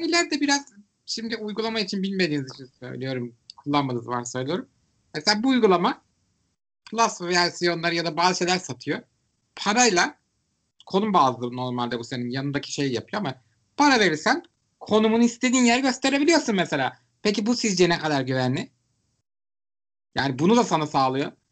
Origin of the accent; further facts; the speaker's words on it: Istanbul, Turkey; Ben İstanbullu olarak